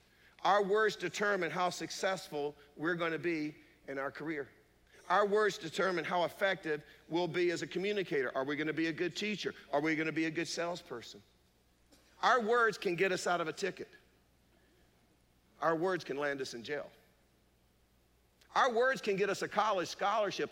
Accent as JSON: {"language": "English", "town": "Durham", "region": "North Carolina", "country": "United States", "tie": "born or raised there", "said": "we grew up poor in East Durham"}